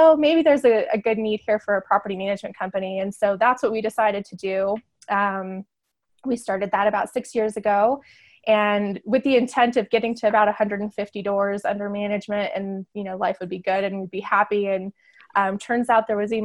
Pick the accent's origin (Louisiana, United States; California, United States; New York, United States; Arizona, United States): Arizona, United States; Northern; moved away as an adult; also born or lived in San Diego; now in Farmington, United States; I grew up in Northern Arizona